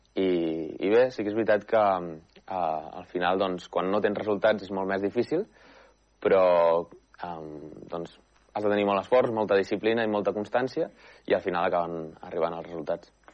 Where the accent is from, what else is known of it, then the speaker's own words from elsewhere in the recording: Manresa, Catalonia, Spain; Soc manresà, vaig néixer a Manresa i he viscut tota la vida a Manresa.